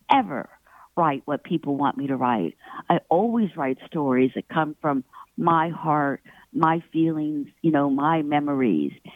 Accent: Pittsburgh, Pennsylvania, United States; I was born in Pittsburgh and I was at Carnegie Mellon uh, studying writing

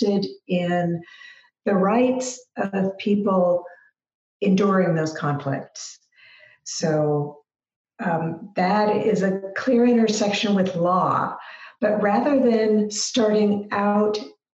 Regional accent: Seattle, Washington, United States; also born or lived in Kansas; now in Spokane, United States; I was raised in Seattle.

